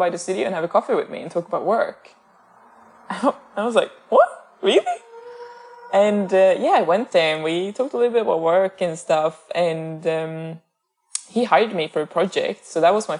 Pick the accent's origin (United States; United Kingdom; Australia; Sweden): Sweden; northern Sweden; moved away as an adult; also born or lived in Amsterdam / Stockholm; I'm from Sweden, but I'm not from Stockholm. Like, I'm from the northern parts.